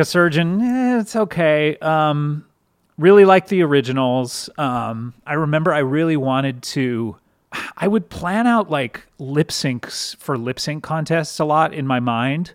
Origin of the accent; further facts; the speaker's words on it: Southern California, United States; I grew up in Southern California